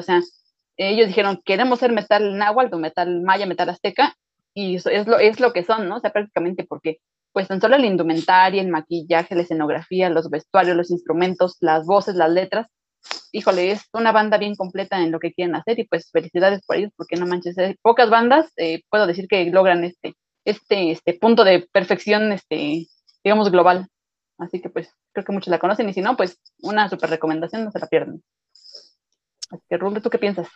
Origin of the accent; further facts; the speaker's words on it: Mexico; somos mexicanos